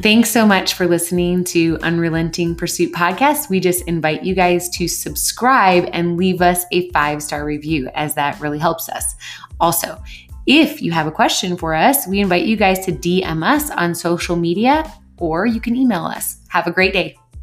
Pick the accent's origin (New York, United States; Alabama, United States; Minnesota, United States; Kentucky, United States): Minnesota, United States; moved away; I'm from Minnesota. I still have some, uh, some of my accents